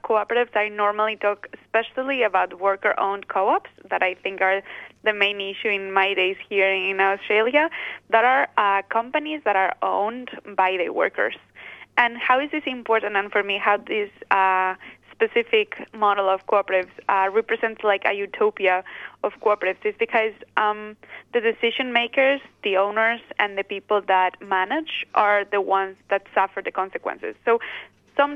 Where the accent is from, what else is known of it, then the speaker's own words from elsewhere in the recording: Basque Country, Spain; So I am originally from the Basque Country